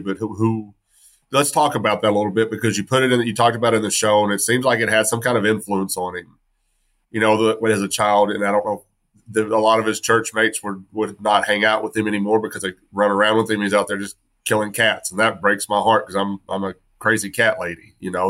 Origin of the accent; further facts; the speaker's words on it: West Texas, United States; I grew up in West Texas, and we were deep red